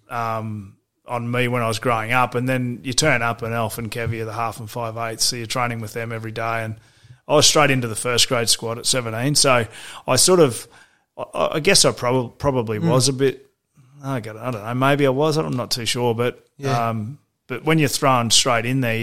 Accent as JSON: {"language": "English", "town": "Toowoomba", "region": "Queensland", "country": "Australia", "tie": "born or raised there", "said": "growing up in Toowoomba"}